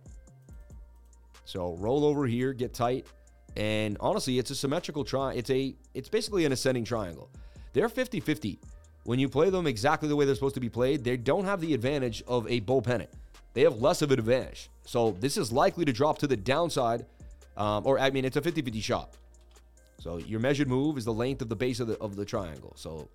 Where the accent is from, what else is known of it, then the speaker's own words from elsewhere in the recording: Boston, Massachusetts, United States; I was born in Boston